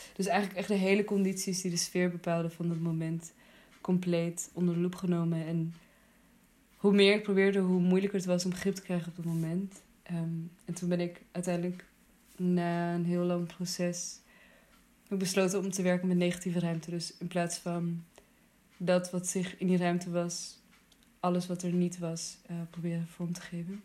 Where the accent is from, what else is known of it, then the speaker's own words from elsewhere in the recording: Netherlands; also born or lived in Afghanistan; in het plek waar ik ben opgegroeid